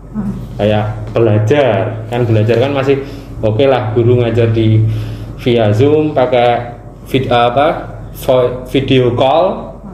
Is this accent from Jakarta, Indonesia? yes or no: no; Yogyakarta, Special Region of Yogyakarta, Indonesia; accent: medok; kita dari Jogja ya. Jadi kita dari kontingen dari daerah